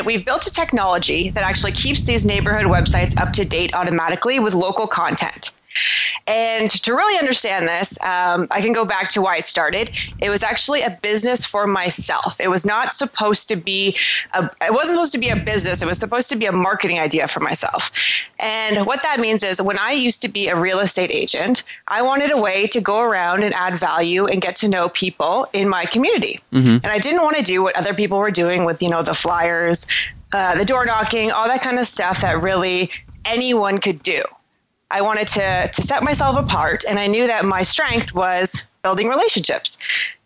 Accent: Toronto, Ontario, Canada; I'm from Toronto, Canada

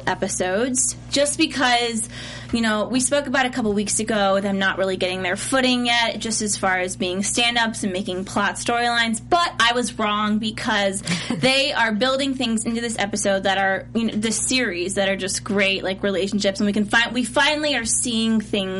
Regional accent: Ohio, United States; and I'm from Ohio

